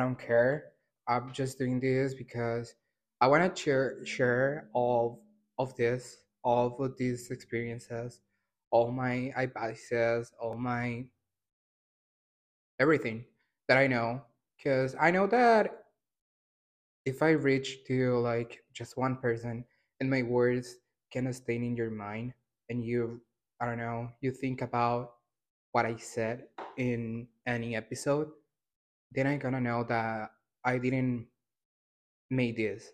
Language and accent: English; El Salvador; I'm from El Salvador, born and raised